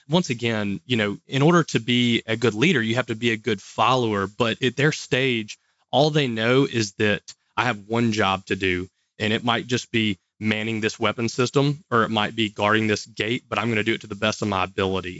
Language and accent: English; Monroe, Louisiana, United States; I'm from Louisiana. You probably can't tell by the accent, and I get that a lot, but I was born in Monroe, which is the northeast part of Louisiana. Graduated from high school here